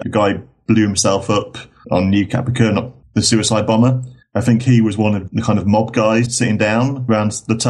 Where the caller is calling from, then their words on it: Elland, Yorkshire and the Humber, United Kingdom; I'm calling from a place called Elland, which is near Halifax in England. You may know, I've heard of Leeds. It's probably the nearest big city or town where I live. And it's not too far from Manchester. It's in the north of England, essentially.